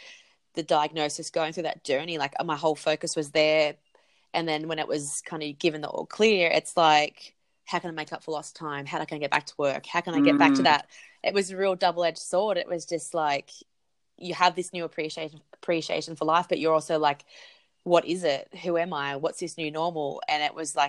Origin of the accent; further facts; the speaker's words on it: Central Coast, New South Wales, Australia; moved away; also born or lived in Perth; I'm originally from the Central Coast in New South Wales